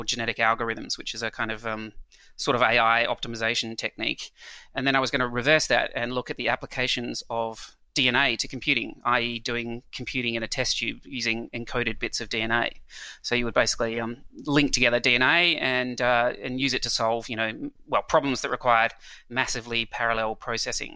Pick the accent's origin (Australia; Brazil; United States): Australia; Adelaide, South Australia; moved away as an adult; also born or lived in New Zealand / Europe; I then grew up for the next 20 years in a small town, relatively small town, called Adelaide, which is in South Australia.